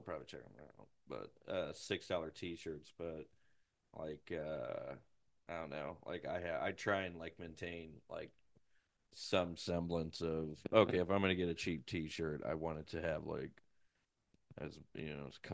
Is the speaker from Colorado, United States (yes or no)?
no; Puxico, Missouri, United States; my hometown, my home school